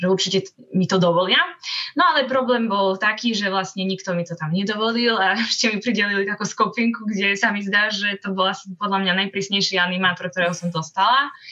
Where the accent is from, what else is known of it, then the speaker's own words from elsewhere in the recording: Slovakia; also born or lived in Košice; vyrastala som asi ako väčšina ľudí na Slovensku